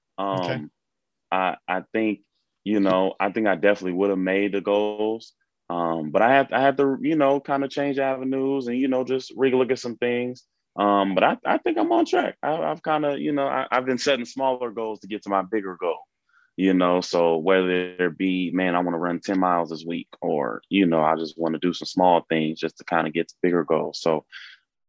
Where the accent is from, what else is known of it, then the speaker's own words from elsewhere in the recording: Seattle, Washington, United States; I'm from Seattle, Washington.